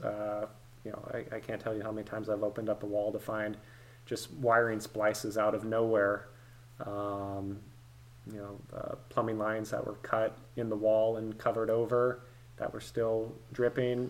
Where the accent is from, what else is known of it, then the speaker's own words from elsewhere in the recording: East Bay, San Francisco Bay Area, California, United States; moved away as an adult; now in Nashville, United States; I was born and raised in the East Bay, born in San Francisco, grew up in the Bay Area, lived in California my whole life